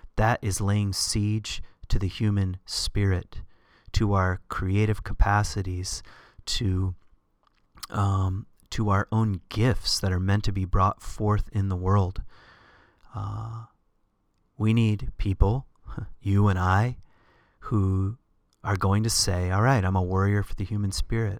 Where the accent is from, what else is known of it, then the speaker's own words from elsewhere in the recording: the South, United States; I grew up in the South